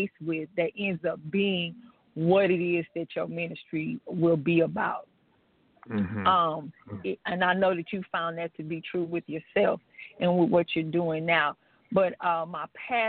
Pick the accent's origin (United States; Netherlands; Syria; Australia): United States; Flint, Michigan; moved away as an adult; also born or lived in Port Arthur, Texas; now in Texas, United States; I was born in Port Arthur, Texas. However, I was raised in Flint, Michigan. So I really consider Flint, Michigan my home